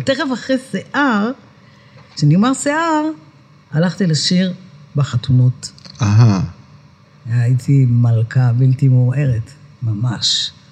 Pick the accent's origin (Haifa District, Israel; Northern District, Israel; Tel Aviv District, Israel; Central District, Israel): Central District, Israel; Netanya; אני נולדתי בשכונת עמידר בנתניה, זו שכונת מהגרים